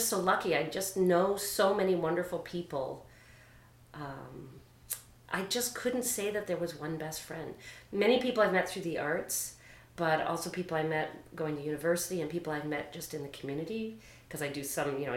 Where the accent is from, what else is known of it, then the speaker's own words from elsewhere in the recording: St. John's, Newfoundland and Labrador, Canada; moved away; I grew up in St. John's